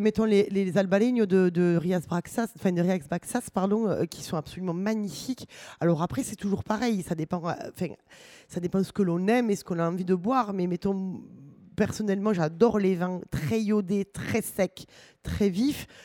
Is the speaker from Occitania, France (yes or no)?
yes; Toulouse, Occitania, France; chez nous à Toulouse